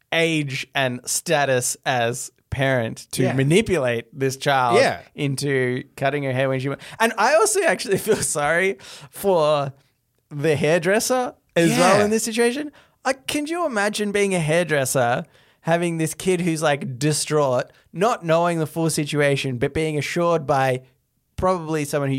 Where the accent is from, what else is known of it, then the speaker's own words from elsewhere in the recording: Midwest, United States; We're from the Midwest.